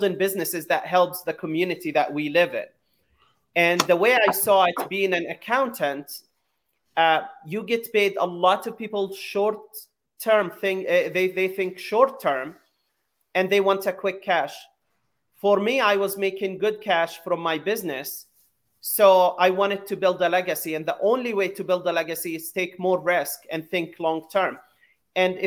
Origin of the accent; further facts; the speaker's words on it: Jerusalem, Palestine; moved away as an adult; also born or lived in San Francisco, United States; now in United States; I was born in Jerusalem, and at 7 years old, I had a dream to come to the U.S. to follow the American dream